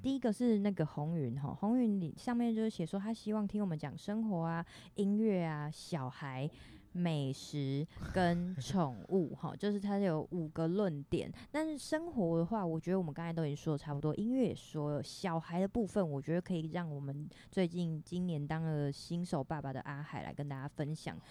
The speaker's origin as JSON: {"language": "Chinese", "area": "Fengshan", "region": "Kaohsiung", "country": "Taiwan", "tie": "born or raised there", "said": "同样身为凤山人，想要立言介绍一下我们凤山的，我们的家乡"}